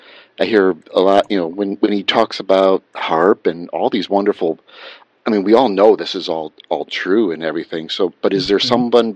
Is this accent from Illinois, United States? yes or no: yes; Chicago, Illinois, United States; I probably did. I'm from Chicago.